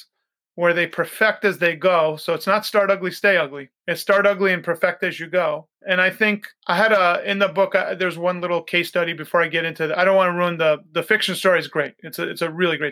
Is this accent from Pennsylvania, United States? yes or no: no; Oyster Bay, New York, United States; when I was a kid growing up in New York, I grew up by Teddy Roosevelt's house, Sagamore Hill